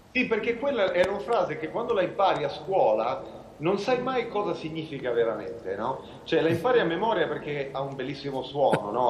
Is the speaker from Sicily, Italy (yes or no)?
no; Cortona, Tuscany, Italy; sono nato nella stessa città dove è nato Severini